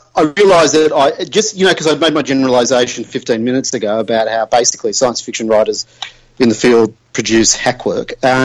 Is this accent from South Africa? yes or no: no; Australia; as an Australian